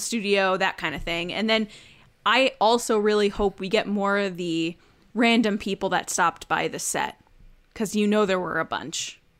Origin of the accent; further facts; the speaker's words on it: Bridgeport, Connecticut, United States; I was born in Bridgeport